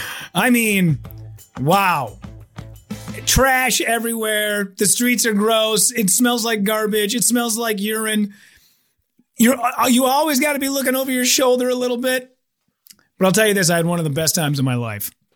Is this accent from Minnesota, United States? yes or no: yes; Minneapolis, Minnesota, United States; I'm from Minneapolis